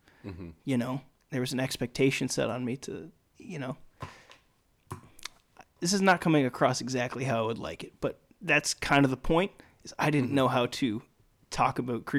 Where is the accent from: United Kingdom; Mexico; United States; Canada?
Canada; Newfoundland and Labrador; I'm from Newfoundland